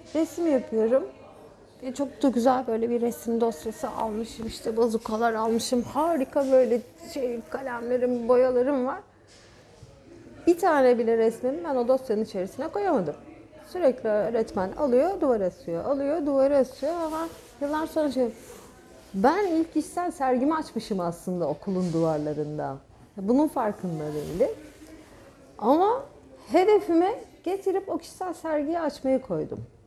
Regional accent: Gökçeada, Çanakkale, Turkey; Gökçeada'da doğmadım. Burada doğdum. Çanakkale doğumluyum ama çocukluğum Gökçeada'da geçti.

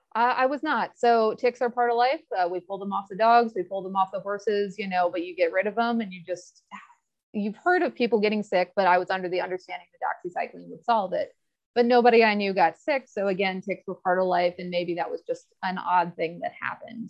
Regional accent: Newport, Virginia, United States; I am from Newport, Virginia. a small town outside Blacksburg. Uh, raised in Southwest Virginia country, grew up on conventional cattle farms

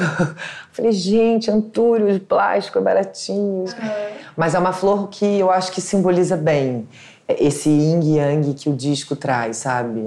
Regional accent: Rio de Janeiro, Brazil; also born or lived in São Paulo; Eu nasci na Tijuca, estudei na Tijuca, meus pais moram na Tijuca, minha avó mora na minha rua

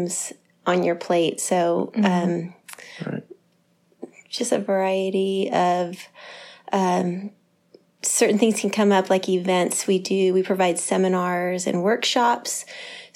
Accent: Santa Cruz, California, United States; also born or lived in San Diego; I moved back to Santa Cruz from San Diego.

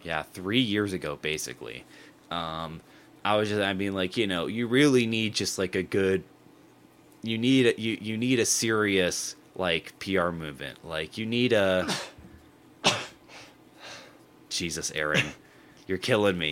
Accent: United States; growing up in America

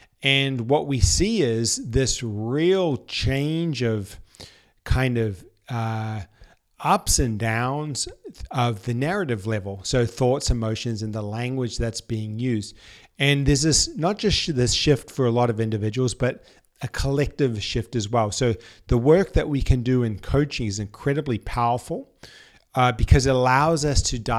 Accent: New Zealand; moved away as an adult; now in Sydney, Australia; I had lived in Sydney for 7 years prior to this. I moved over from New Zealand for uni

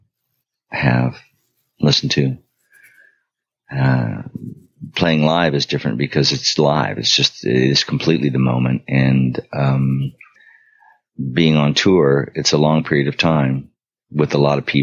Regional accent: Long Beach, California, United States; also born or lived in Pittsburgh, Pennsylvania; I moved to Southern California after my father died when I was 9. And lived there with my mother, grew up in Long Beach

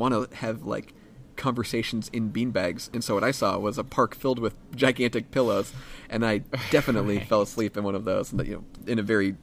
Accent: United States; I'm from America.

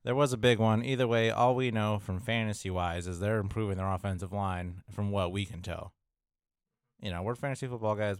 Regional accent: Midwest, United States; I'm from the Midwest

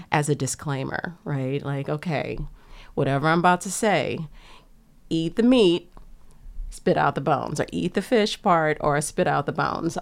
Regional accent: United States; growing up on the bayou

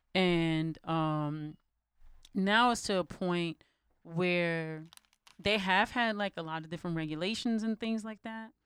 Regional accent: United States; as an American

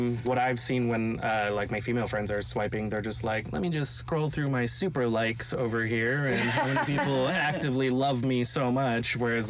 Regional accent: Montreal, Quebec, Canada; now in Ontario, Canada; I'm from Montreal originally.

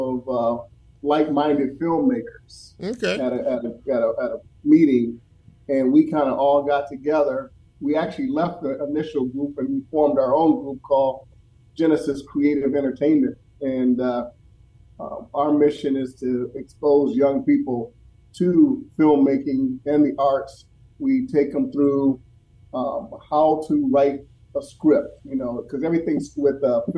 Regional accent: Minneapolis, Minnesota, United States; when I was growing up in Minneapolis

